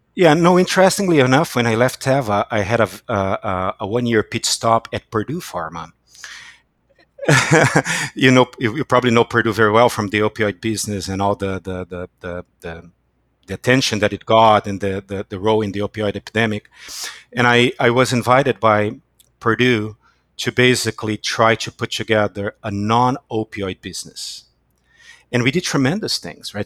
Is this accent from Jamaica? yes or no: no; Brazil; moved away as an adult; now in United States; I was born in Brazil and I came to the United States in 2001